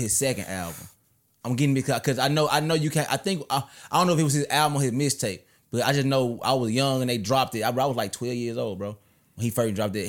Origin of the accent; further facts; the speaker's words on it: Memphis, Tennessee, United States; I'm from North Memphis.